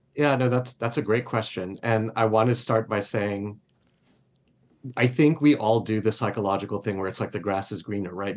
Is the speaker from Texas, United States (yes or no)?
yes; Laredo, Texas, United States; I grew up on the Mexican border in a town called Laredo, Texas